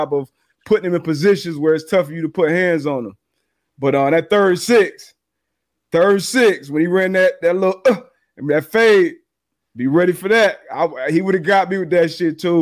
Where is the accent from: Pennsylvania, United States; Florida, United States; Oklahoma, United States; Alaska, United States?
Florida, United States; South; I'm from South Florida